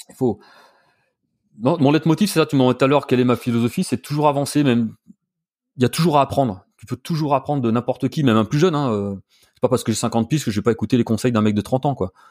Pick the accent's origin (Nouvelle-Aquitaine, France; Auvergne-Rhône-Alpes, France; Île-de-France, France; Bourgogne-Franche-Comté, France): Bourgogne-Franche-Comté, France; Burgundy; now in Paris, France; je suis originaire de Bourgogne